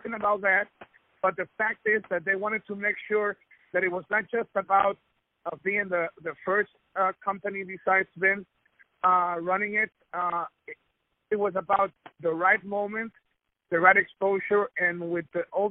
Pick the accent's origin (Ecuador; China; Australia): Ecuador; I was born in Ecuador and I'm Spanish, as a Latino, I'm very proud.